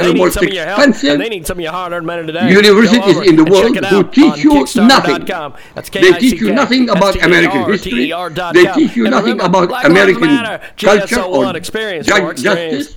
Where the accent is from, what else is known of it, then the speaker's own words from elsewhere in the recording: Iraq; now in United States; I come from Iraq.